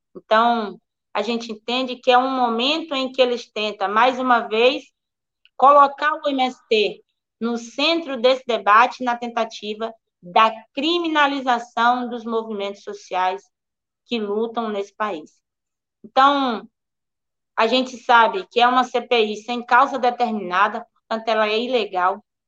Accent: Prado, Bahia, Brazil; Sou do Prado. Sou aqui do extremo sul do estado.

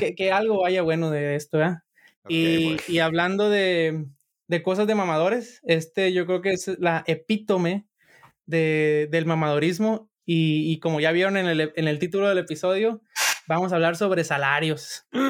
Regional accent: Sinaloa, Mexico; yo soy de Sinaloa

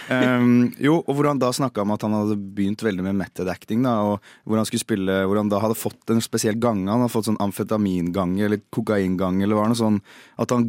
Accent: Bergen, Vestland, Norway; Jeg er fra Bergen.

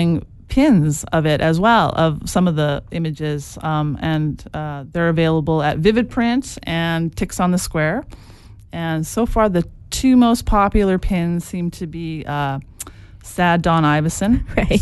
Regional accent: Edmonton, Alberta, Canada; we're from Edmonton

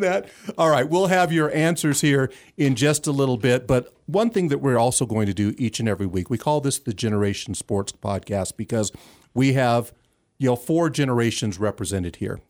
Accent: California, United States; those of us growing up in California

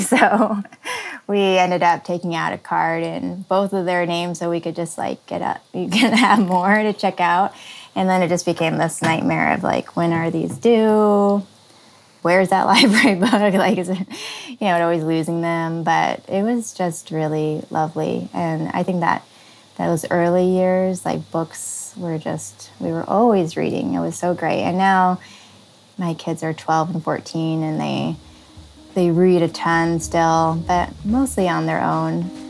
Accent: California, United States; also born or lived in Illinois; So I was born in Illinois and lived there until first grade. And then halfway through first grade, we made a cross-country trip to California.

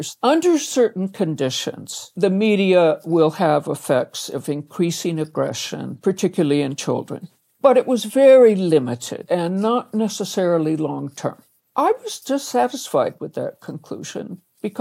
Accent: Canada; now in United States; I was born in Canada

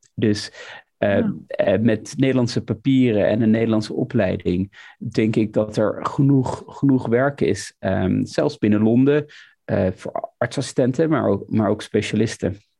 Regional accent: Almere, Flevoland, Netherlands; moved away as an adult; now in London, United Kingdom; ik kom uit Almere, zoals je het weet, in het Flevo ziekenhuis

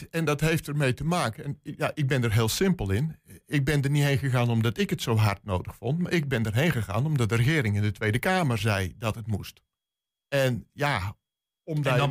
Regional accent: Netherlands; Ja, als Nederlander...

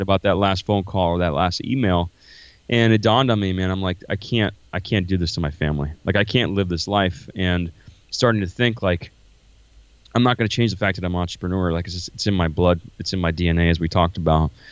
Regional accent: Florida, United States; moved away as an adult; now in Iowa, United States; I'm originally from Florida.

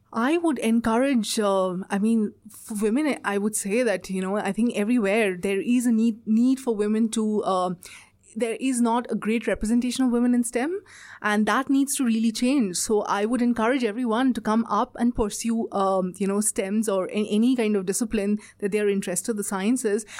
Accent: India; moved away as an adult; now in Australia; I'm from India, uh, and I've done all my education and everything is from India.

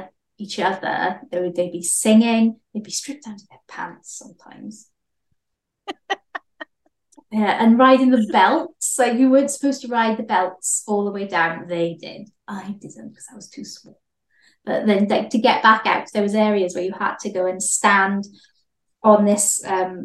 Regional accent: Swansea, Wales, United Kingdom; also born or lived in Cardiff; I worked at a surf shop back home in Swansea, but I went to Cardiff, so I'd come home on the weekend

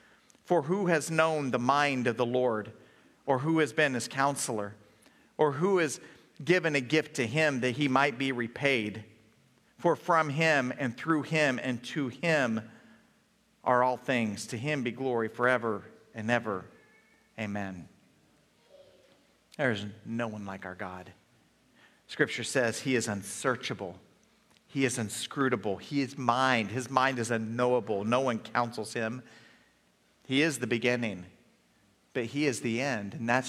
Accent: Oklahoma, United States; so I was from Oklahoma, traveled around a lot as a child, but then in elementary school, we landed in Oklahoma.

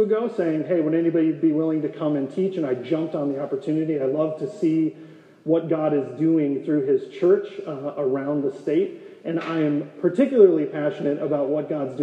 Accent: North Dakota, United States; moved away as an adult; now in Gilbert, United States; Rachel and I grew up in North Dakota in a rural town of 350 people

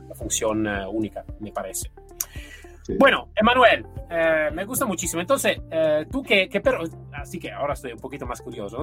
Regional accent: Italy; Spanish is a second language; now in Spain

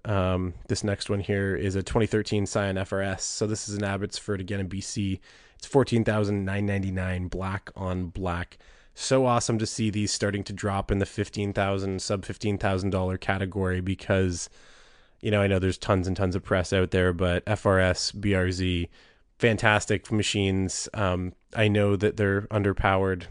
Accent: Southern Ontario, Canada; I was from Southern Ontario

